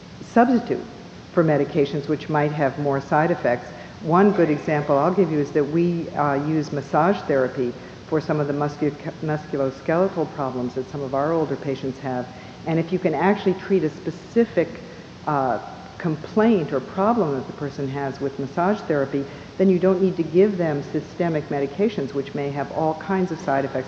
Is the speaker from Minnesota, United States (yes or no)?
yes; Minneapolis, Minnesota, United States; I was born in Minneapolis